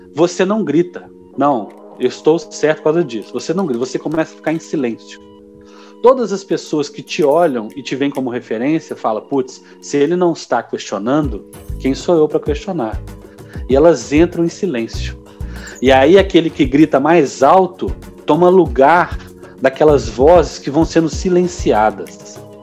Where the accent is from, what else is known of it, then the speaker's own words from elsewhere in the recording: Minas Gerais, Brazil; como mineiro